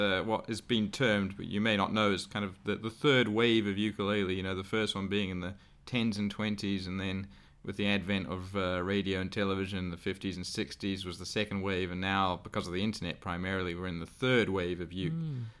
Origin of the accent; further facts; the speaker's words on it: South Africa; moved away as an adult; now in Sydney, Australia; Yeah, I moved from South Africa, actually, to Sydney about 20 years ago, and there was no one.